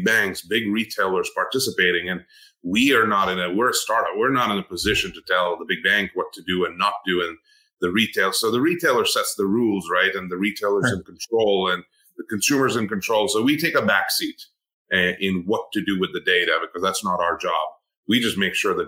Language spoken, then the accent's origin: English; India; moved away as an adult; now in United States; I'm an immigrant to the U.S., right? I grew up in India